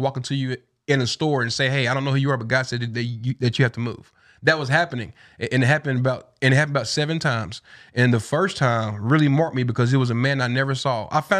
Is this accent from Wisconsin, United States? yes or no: no; Tennessee, United States; because we both from there, you know, born and raised in East Tennessee.